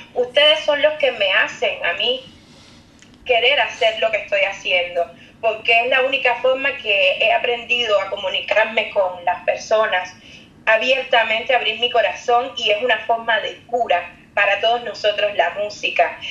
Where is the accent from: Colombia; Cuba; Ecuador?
Cuba; now in Paris, France; yo soy cubana